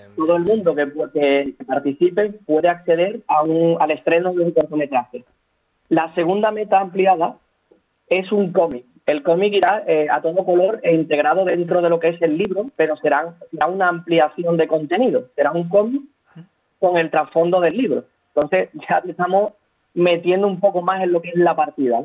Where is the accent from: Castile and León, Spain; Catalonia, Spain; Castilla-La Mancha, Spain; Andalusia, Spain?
Andalusia, Spain; Seville; Somos, somos de Sevilla ambos